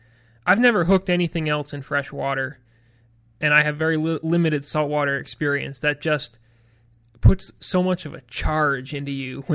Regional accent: Vermont, United States; When I grew up and living in Vermont

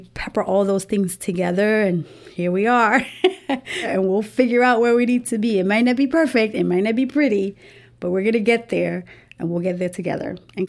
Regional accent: New York City, New York, United States; now in Florida, United States; I was raised in New York City.

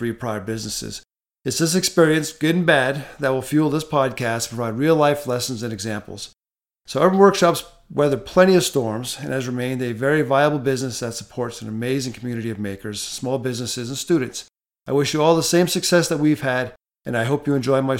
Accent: Rhode Island, United States; also born or lived in Texas; now in Southern California, United States; I grew up in Rhode Island, went to college in Texas at the University of Texas at Austin and Arlington, and now reside in Southern California

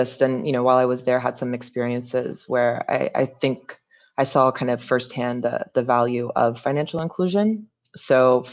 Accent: North Carolina, United States; moved away as an adult; also born or lived in Mauritania; I am from North Carolina, born and raised. I spent my first 21 years in that state, so didn't bounce around too much.

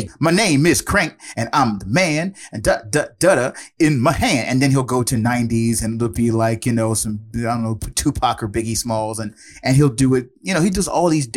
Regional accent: Prince George's County, Maryland, United States; But yeah, and I just lived here my whole life. You know, I am originally from Prince George's County.

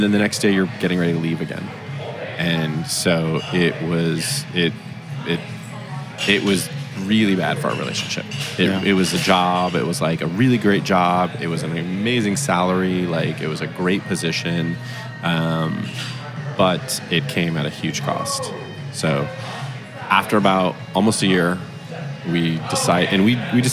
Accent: East Coast, United States; also born or lived in Los Angeles, United States; now in Dallas, United States; I grew up on the East Coast and spent the majority of my life on the West Coast

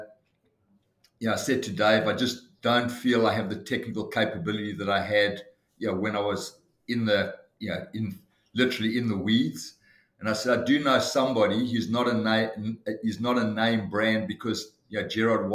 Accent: Johannesburg, Gauteng, South Africa; moved away as an adult; now in Sydney, Australia; I was born in Johannesburg in South Africa in 1960 and emigrated to Australia in 1986 and have happily lived in Sydney since then.

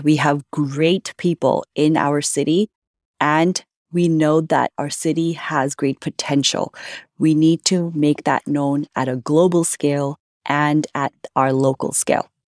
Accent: Vancouver, British Columbia, Canada; also born or lived in India; I grew up in Vancouver, in South Vancouver

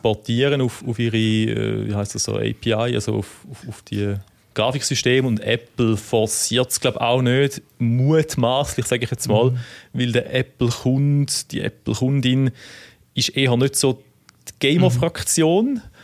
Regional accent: near Müllheim, Thurgau, Switzerland; in Mülheim im Thurgau wohnst, das ist in der Nähe, dort, wo ich aufgewachsen bin

